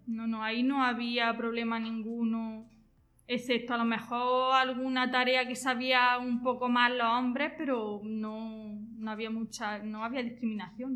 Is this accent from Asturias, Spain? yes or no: no; Jaén, Andalusia, Spain; soy de Jaén, tengo 32 años